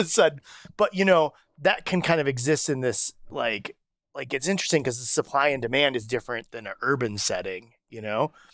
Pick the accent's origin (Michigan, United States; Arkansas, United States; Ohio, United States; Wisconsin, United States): Wisconsin, United States; Racine; I grew up in Racine